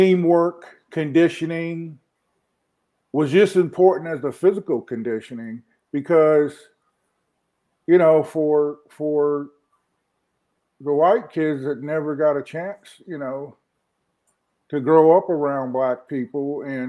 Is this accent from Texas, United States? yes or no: no; Wilmington, North Carolina, United States; born or raised there; moved away as an adult; also born or lived in Norfolk, Virginia / Charlotte, North Carolina